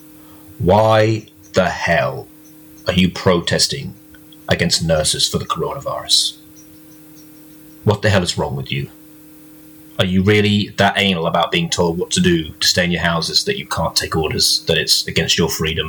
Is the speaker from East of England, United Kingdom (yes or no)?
yes; Norwich, East of England, United Kingdom; moved away; my hometown, all at Norwich, England. That's where I was born.